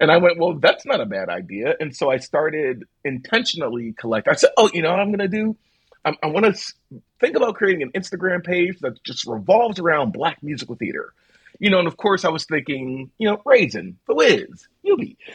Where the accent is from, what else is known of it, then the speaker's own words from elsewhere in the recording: Philadelphia, Pennsylvania, United States; I grew up in South Philadelphia